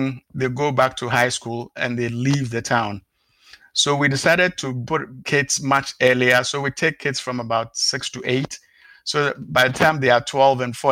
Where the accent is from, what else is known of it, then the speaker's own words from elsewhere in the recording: Ghana; moved away; originally I come from Ghana, so I visit the place back almost like twice a year